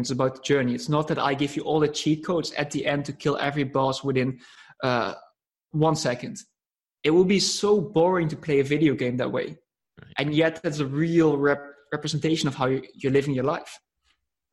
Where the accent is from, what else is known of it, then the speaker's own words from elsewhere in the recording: Netherlands; I'm coming from the Netherlands